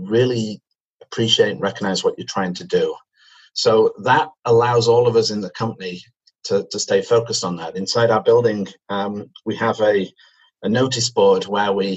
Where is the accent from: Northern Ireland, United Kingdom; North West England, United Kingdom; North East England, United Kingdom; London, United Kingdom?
North West England, United Kingdom; Manchester; accent: British; moved away as an adult; now in Canada; as you can probably tell from my accent, I'm British. I come from Manchester, and I moved to Canada in 1996